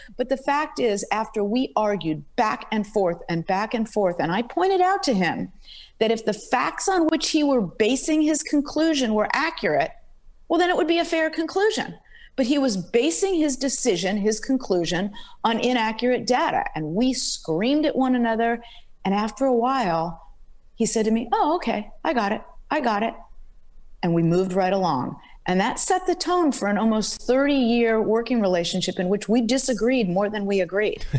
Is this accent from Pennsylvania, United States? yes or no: no; Los Angeles, California, United States; also born or lived in Berkeley, California; I'm from Los Angeles, grew up in Los Angeles